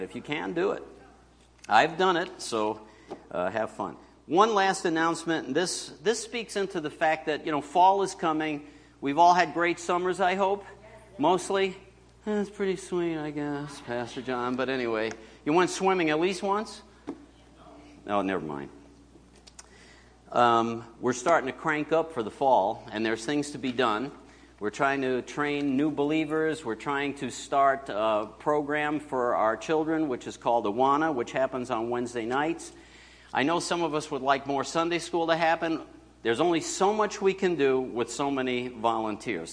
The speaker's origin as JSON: {"language": "English", "town": "Binghamton", "region": "New York", "country": "United States", "tie": "born or raised there", "moved": "yes", "said": "my hometown, Binghamton, up north"}